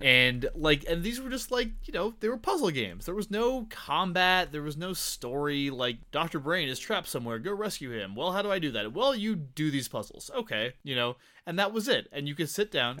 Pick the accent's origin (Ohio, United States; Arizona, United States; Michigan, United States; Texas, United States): Arizona, United States; Tucson; I grew up here